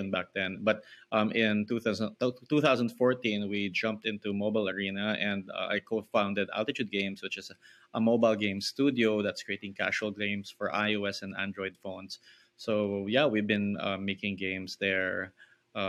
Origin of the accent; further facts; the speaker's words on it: Philippines; I grew up in the Philippines